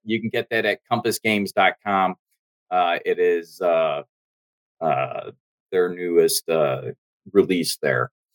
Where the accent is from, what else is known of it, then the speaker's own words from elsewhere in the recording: United States; I'm American